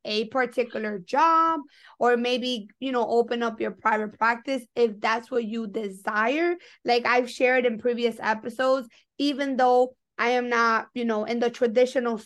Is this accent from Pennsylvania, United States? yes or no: no; New York, United States; I'm from New York and I went to Fordham